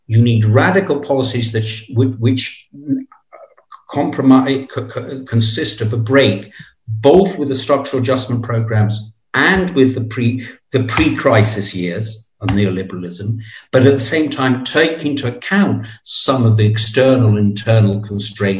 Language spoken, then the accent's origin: English; Preveza, Epirus, Greece; the party boss of Preveza, which is my hometown